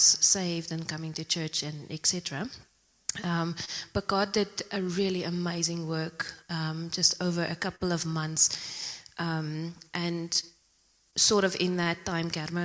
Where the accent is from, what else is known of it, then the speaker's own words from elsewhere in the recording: Zimbabwe; moved away as an adult; also born or lived in Pretoria, South Africa; now in Secunda, South Africa; I'm originally from Zimbabwe. I went to school there and then I came to South Africa to study